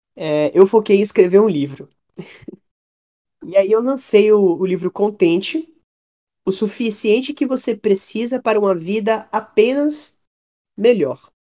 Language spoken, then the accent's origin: Portuguese; Salvador, Bahia, Brazil; accent: baiano; eu mesmo sou de Salvador